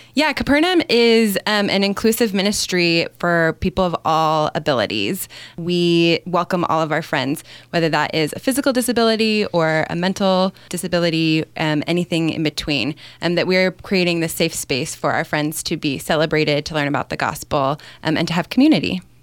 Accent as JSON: {"language": "English", "region": "California", "country": "United States", "tie": "born or raised there", "moved": "yes", "said": "I grew up in California and attended Young Life when I was in high school"}